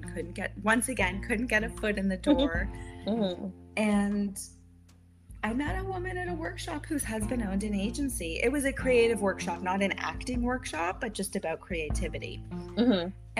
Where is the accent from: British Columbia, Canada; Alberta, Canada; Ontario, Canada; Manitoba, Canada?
Ontario, Canada; Maple; moved away as an adult; also born or lived in New York City, United States; I'm originally from Maple, Canada